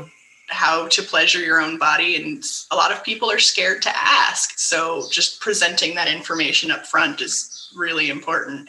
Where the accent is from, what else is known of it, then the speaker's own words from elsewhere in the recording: San Francisco, California, United States; I'm from San Francisco